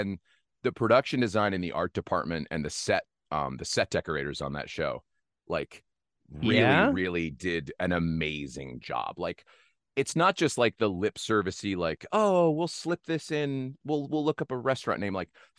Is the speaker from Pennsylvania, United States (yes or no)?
yes; Pennsylvania, United States; also born or lived in New Jersey; now in Los Angeles, United States; No, I was born in New Jersey, but don't hold that against me. And not too much longer after, I moved to Northeast Pennsylvania, a little town outside of Wilkes-Barre would be like the next biggest town.